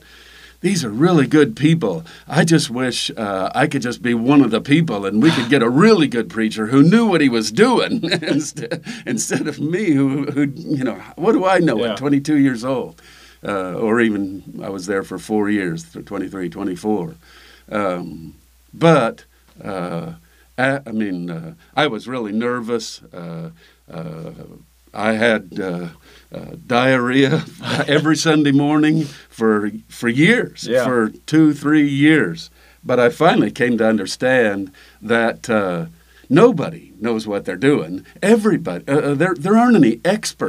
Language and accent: English; Illinois, United States; We grew up in Illinois